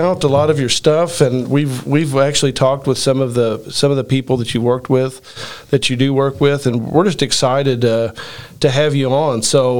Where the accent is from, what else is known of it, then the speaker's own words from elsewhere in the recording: southern Indiana, United States; we're a couple of Midwestern guys born and raised in Indiana. I'm from a small farm town in southern Indiana.